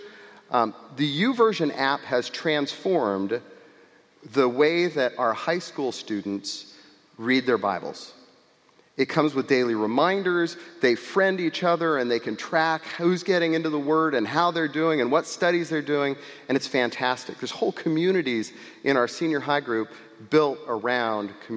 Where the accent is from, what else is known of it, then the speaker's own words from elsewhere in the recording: California, United States; I grew up in California, and this is where I went every year to summer camp.